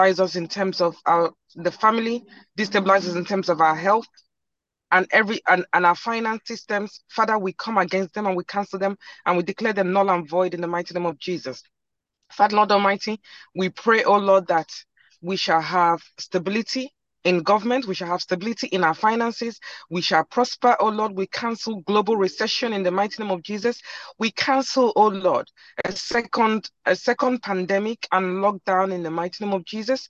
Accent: Nigeria; now in United Kingdom; I live in the United Kingdom, but I'm originally from Nigeria.

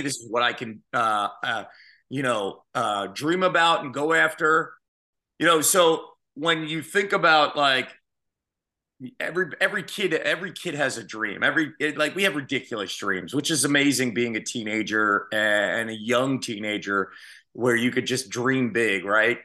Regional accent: Phoenixville, Pennsylvania, United States; born or raised there; moved away as an adult; also born or lived in Philadelphia / Iowa

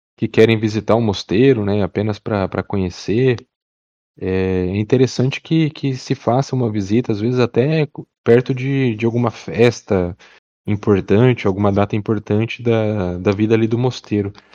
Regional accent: Paraná, Brazil; sou aqui do, do Paraná

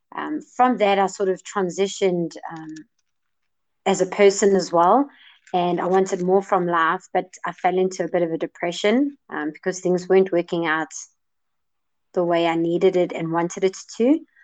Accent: Johannesburg, Gauteng, South Africa; I'm from Johannesburg, South Africa

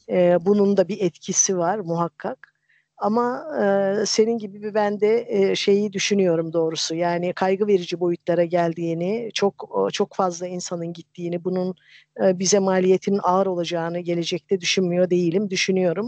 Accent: a village in Erzincan, Turkey; moved away; Erzincan'ın bir köyünde büyüdüm

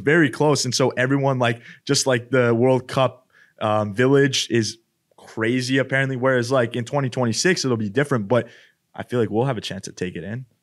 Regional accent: Edmonton, Alberta, Canada; moved away; where I'm from, Edmonton. And yeah, I mean, Canada, I'm from Canada, obviously.

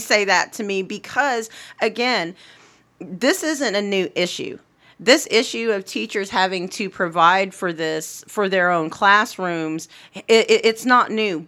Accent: Anadarko, Oklahoma, United States; In my hometown of Anadarko

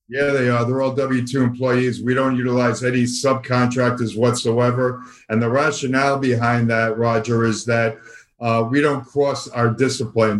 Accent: New York City, New York, United States; accent: Brooklyn; moved away as an adult; also born or lived in Boston; now in Florida, United States; I still cannot lose my uh, Brooklyn accent. I was originally born and raised in the uh, New York City area, uh, born in Brooklyn, subsequently moved to uh, Queens

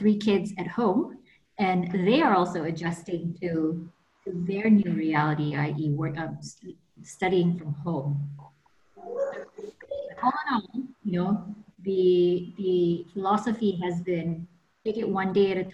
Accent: Kuala Lumpur, Malaysia; moved away as an adult; also born or lived in New York, United States; I'm like from Taman Tun originally

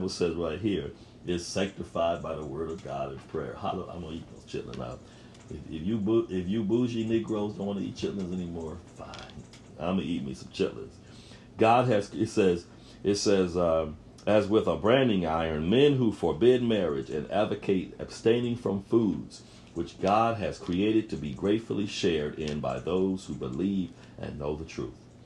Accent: Buffalo, New York, United States; I grew up in Buffalo, New York

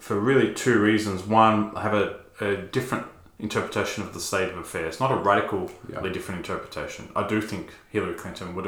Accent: Australia; an Australian evangelical

